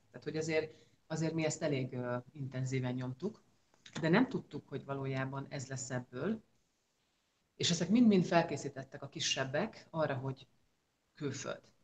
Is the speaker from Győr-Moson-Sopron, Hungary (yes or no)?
yes; Győr, Győr-Moson-Sopron, Hungary; moved away as an adult; also born or lived in Miskolc / Switzerland; 40 éve ott születtem, és ott nőttem föl